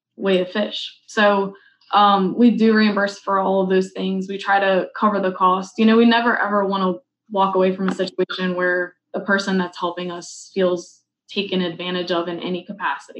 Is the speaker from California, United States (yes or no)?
no; New Orleans, Louisiana, United States; I'm from New Orleans